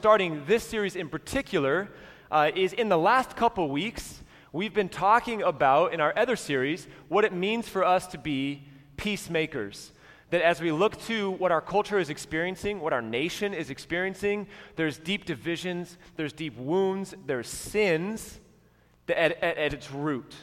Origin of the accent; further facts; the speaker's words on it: United States; as American Christians